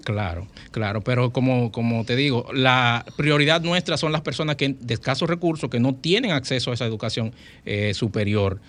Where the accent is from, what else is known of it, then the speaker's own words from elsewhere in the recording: Dominican Republic; los instructores que están aquí son somos dominicanos